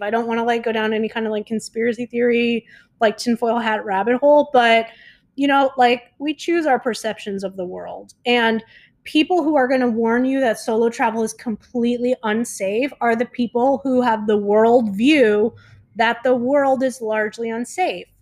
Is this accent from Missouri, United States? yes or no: no; South Florida, United States; now in Mexico; I'm from South Florida